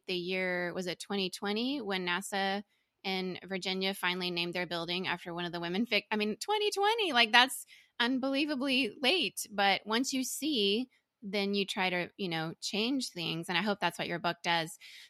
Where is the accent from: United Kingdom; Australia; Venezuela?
Venezuela; also born or lived in Indonesia / Singapore; The reason I separated is because my Venezuelan upbringing and then my time in Indonesia and Singapore in the churches wasn't the same.